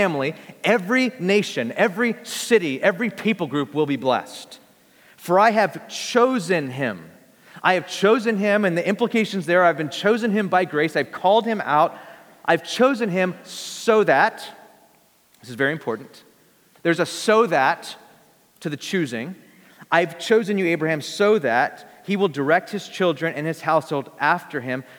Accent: Bakersfield, California, United States; I'm from Bakersfield, I'm a simple folk. You know, I just come from a simple place, Bakersfield, California

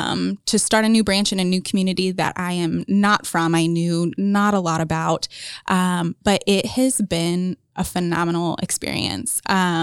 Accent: Jonesboro, Indiana, United States; I grew up in Jonesboro, very rural. Like, they did not plow our roads on snow days. So way out there.

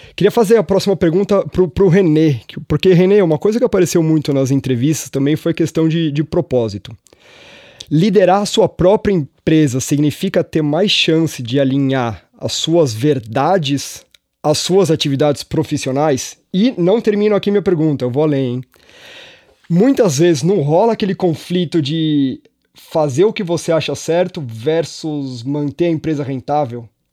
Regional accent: São Paulo, Brazil; eu que sou nascido e criado em São Paulo

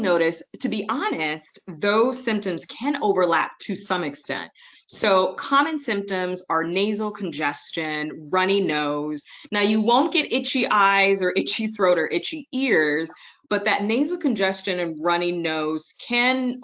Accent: Detroit, Michigan, United States; also born or lived in Wellesley, Massachusetts / Maryland / Indiana / Akron, Ohio; my hometown, Detroit, Motor City Motown

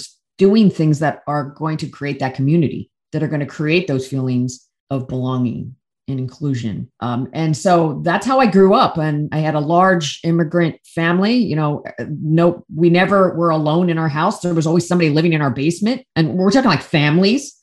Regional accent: central Pennsylvania, United States; first language English; I grew up in central Pennsylvania in a small town, not diverse.

